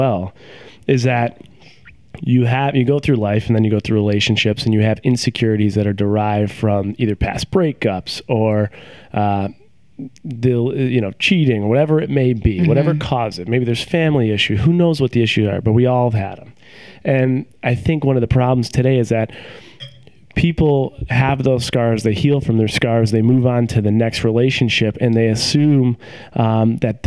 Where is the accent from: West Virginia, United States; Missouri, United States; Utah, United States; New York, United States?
New York, United States; Buffalo; moved away as an adult; also born or lived in Rochester / Syracuse / Cleveland; now in Seattle, United States; I grew up in Buffalo, and then when I graduated high school, my parents moved to Dallas, Texas for work reasons.